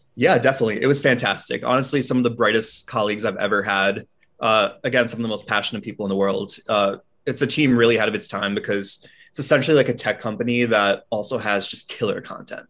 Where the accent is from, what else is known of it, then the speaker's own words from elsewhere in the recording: Albany, New York, United States; I'm from upstate New York, out of a small suburb right near Albany